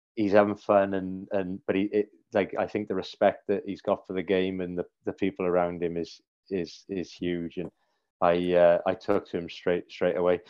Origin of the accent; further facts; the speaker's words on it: Cardiff, Wales, United Kingdom; moved away as an adult; now in Sheffield, United Kingdom; all the family, all the grandparents and aunts and uncles, cousins, we're all down in Cardiff still